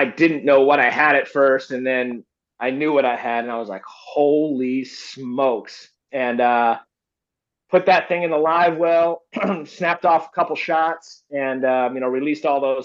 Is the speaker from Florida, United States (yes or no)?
yes; Florida, United States; now in California, United States; I grew up in Florida